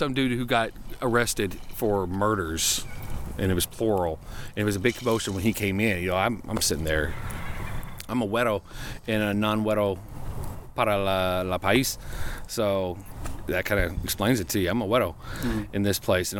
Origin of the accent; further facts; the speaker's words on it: United States; we got to cross back over into U.S., into my home country, the fatherland.